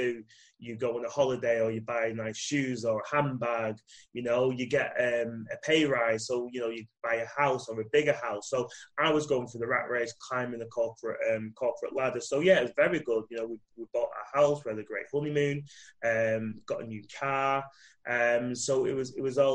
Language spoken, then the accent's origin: English; Manchester, North West England, United Kingdom; I am from Manchester, UK, and I'm currently in Manchester, UK